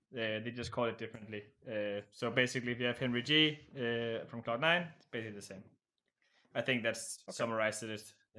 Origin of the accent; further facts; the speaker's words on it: Denmark; now in Czech Republic; I currently live in the Czech Republic, but I am actually from Denmark.